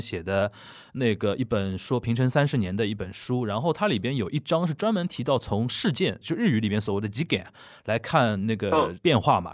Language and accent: Chinese; China; 我们作为一个中国人